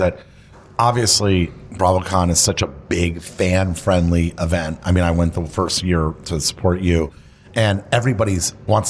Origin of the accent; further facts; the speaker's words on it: Miami, Florida, United States; our next guest is Mike Burns, Michael Burns, who I grew up with in Miami.